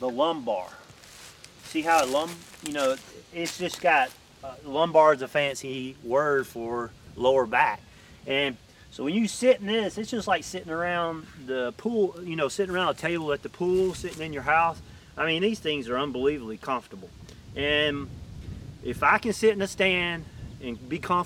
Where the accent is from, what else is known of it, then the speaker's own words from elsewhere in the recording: Mississippi, United States; my hometown in Mississippi